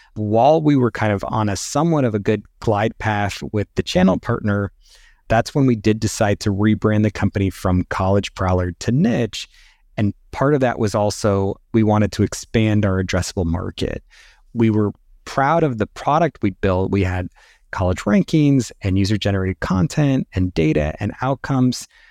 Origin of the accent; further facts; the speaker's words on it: Northern California, United States; also born or lived in New York City; I grew up in Northern California